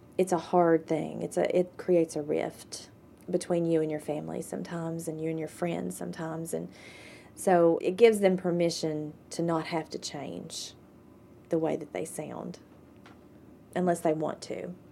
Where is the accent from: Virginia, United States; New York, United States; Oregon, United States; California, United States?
Virginia, United States; Jonesville; also born or lived in Indiana, Pennsylvania; I grew up down in Lee County, Virginia, in Jonesville